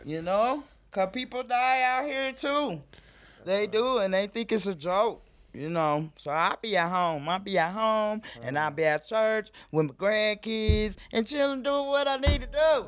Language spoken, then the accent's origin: English; Denver, Colorado, United States; I grew up in Montbello